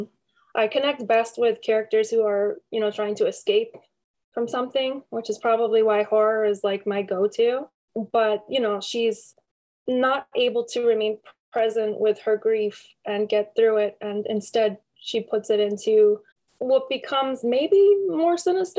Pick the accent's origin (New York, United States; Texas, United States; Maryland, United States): New York, United States; Syracuse; I was raised in Syracuse. I grew up here